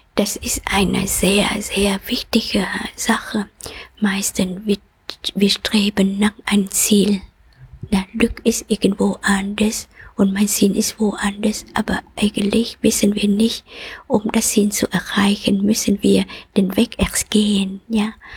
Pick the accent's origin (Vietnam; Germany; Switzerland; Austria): Vietnam; German is a second language; moved away; komme aus Vietnam und ich bin auch geboren in Jahren, wo ries, ähm, äh, starken und intensiver Krieg ist.